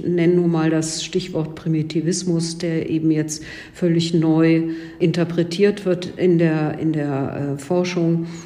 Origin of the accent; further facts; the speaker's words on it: Cologne, North Rhine-Westphalia, Germany; Ich darf Ihnen als Kölnerin äh, verraten